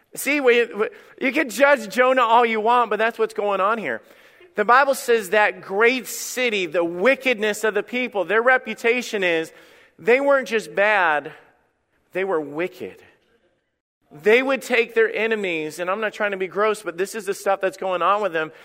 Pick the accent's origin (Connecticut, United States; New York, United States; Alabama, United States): Alabama, United States; when I was a kid, I grew up in Alabama